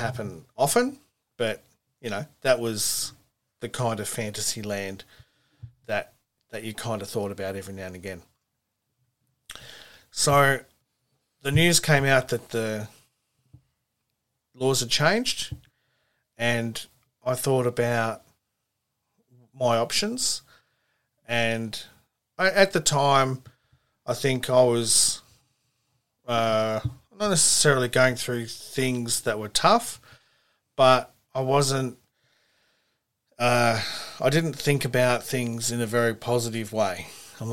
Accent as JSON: {"language": "English", "town": "Manly", "region": "New South Wales", "country": "Australia", "tie": "born or raised there", "said": "I was born in Manly Hospital"}